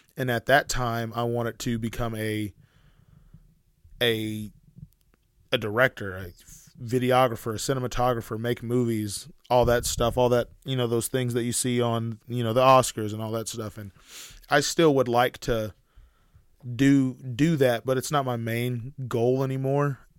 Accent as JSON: {"language": "English", "area": "Sherman, Denison, Grayson County", "region": "Texas", "country": "United States", "said": "we're from Sherman, Denison, Grayson County area"}